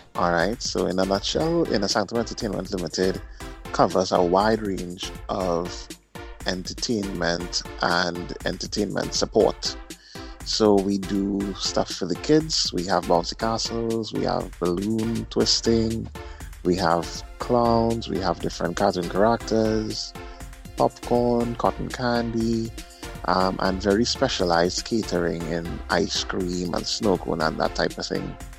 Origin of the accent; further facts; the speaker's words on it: Trinidad & Tobago; I'm also from Trinidad and Tobago, the south side, born Fortin.